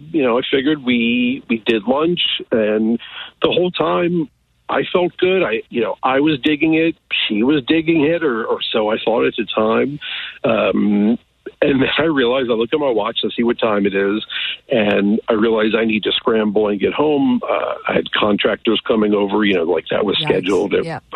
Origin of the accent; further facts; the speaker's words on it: United States; Just outside Kansas City.